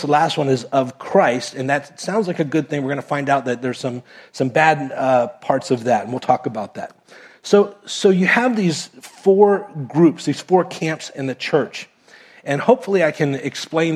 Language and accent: English; Miami, Florida, United States; moved away as an adult; also born or lived in Kentucky; I was raised in Miami.